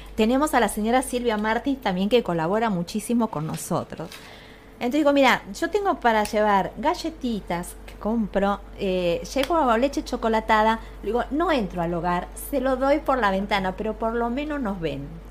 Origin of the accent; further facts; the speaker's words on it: Castelar, Buenos Aires Province, Argentina; yo soy de Zona de Castelar